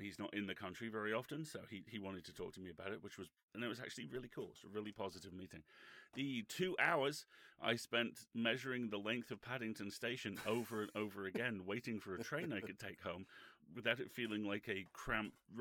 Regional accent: Isle of Man; moved away; I grew up on the Isle of Man

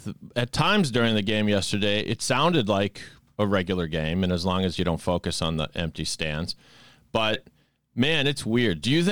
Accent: Sharon, Massachusetts, United States; I grew up in Sharon, and my folks had season tickets from when the stadium opened.

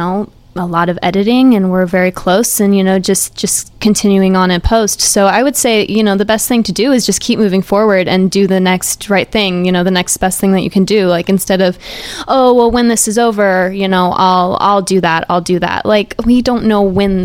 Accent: Lee's Summit, Missouri, United States; moved away; I'm from Kansas City, Lee Summit West as well. And I was Lee Summit, Missouri

